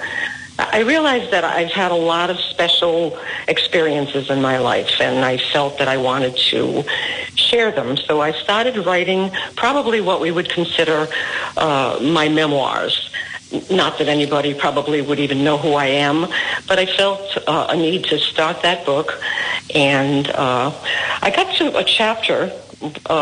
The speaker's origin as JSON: {"language": "English", "town": "Woonsocket", "region": "Rhode Island", "country": "United States", "tie": "born or raised there", "said": "I was born and raised in Woonsocket"}